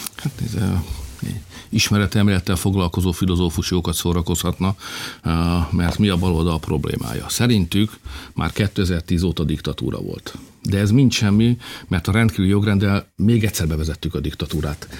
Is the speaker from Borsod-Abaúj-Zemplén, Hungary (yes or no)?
no; Felcsút, Fejér, Hungary; also born or lived in Alcsút; mi mindannyian ott felcsúton, meg alcsúton úgy gondoltuk, hogy mi egy nagy nemzethez tartozunk